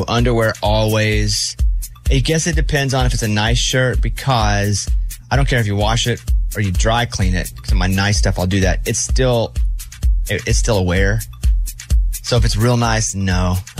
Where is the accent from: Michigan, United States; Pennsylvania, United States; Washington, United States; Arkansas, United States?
Arkansas, United States; Mountain Pine; I'm from Mountain Pine, Arkansas, population 700, and there's a sign. This is